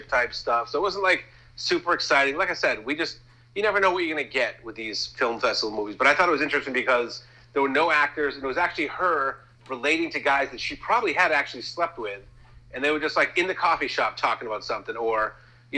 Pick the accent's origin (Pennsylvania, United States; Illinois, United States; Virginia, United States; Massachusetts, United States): Massachusetts, United States; we're from Massachusetts.